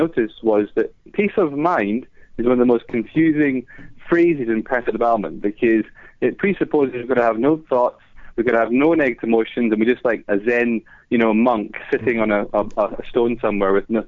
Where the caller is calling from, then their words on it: London, United Kingdom; I'm calling from London.